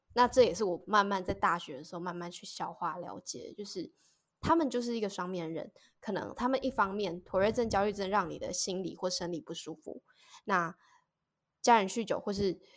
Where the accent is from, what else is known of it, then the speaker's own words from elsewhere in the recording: Taiwan; 小时候我其实也是在乡下长大的孩子